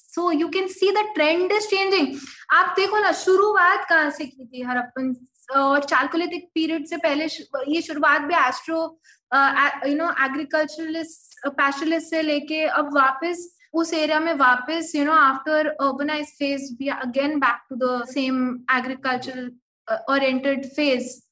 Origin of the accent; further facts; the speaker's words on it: Delhi, India; मैं हम्म। दिल्ली से हूँ और मैं दरियागंज में रहती हूँ